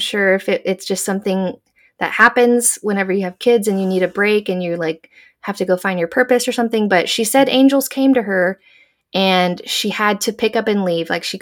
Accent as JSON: {"language": "English", "region": "Texas", "country": "United States", "moved": "yes", "said": "I'm from Texas and I rep Texas out here"}